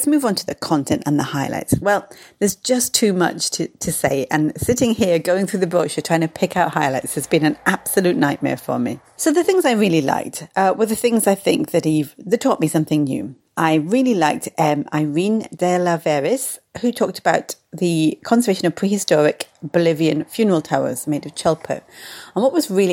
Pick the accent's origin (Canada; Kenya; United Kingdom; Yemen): United Kingdom; being a Brit, I say shed.